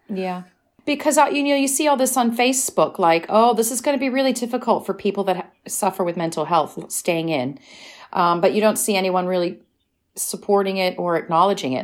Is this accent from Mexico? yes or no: no; United States; now in United Kingdom; I'm American